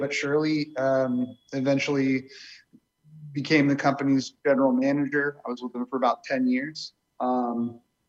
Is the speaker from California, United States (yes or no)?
yes; Marin, Northern California, United States; I'm a Northern California native. I grew up in Marin.